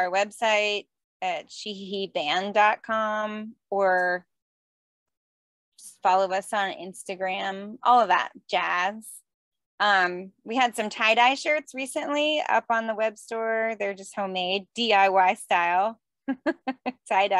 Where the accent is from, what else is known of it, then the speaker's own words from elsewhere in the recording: South Florida, United States; I grew up in South Florida